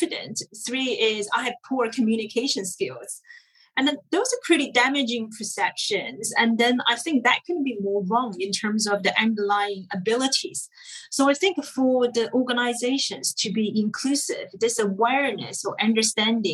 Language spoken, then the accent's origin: English; China; now in United Kingdom; growing up in China, we thought we were Asian.